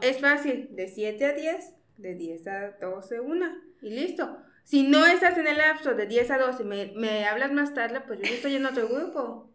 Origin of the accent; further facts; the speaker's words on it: Mexico; Como buen mexicano